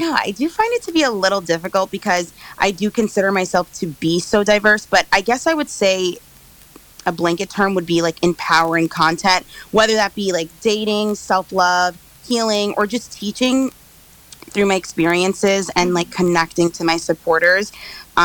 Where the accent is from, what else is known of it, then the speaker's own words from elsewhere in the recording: New York, United States; I am from New York